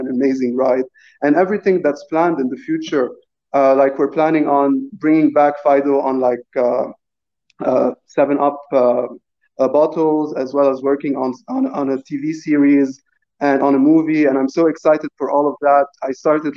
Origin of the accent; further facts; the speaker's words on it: Lebanon; I'm also Lebanese and born and raised in Lebanon.